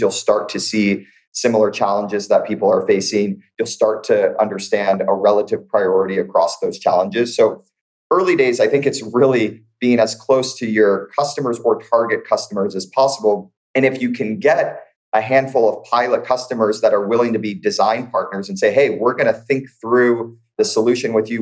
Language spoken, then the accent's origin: English; St. Louis, Missouri, United States; moved away as an adult; now in Bay Area, United States; I'm born and raised in St. Louis, Missouri, migrated out to the Bay Area over a decade ago for school.